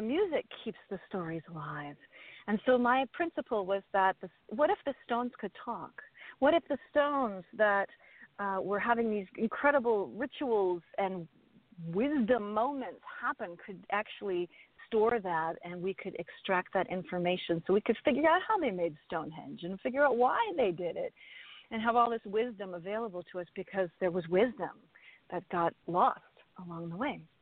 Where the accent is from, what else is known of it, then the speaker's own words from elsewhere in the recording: Milwaukee, Wisconsin, United States; I was raised in that, and I was raised at the festival